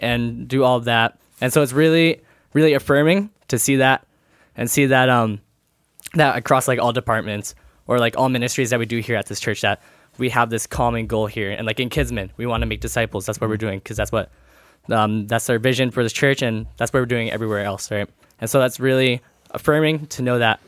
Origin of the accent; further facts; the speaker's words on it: Abbotsford, British Columbia, Canada; I'm from Abbotsford, born born here at uh, a old MSA Hospital.